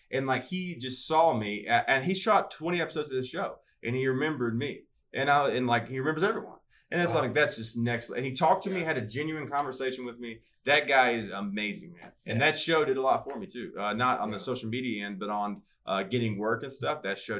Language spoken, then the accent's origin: English; the South, Alabama, United States; accent: Southern; I grew up in the South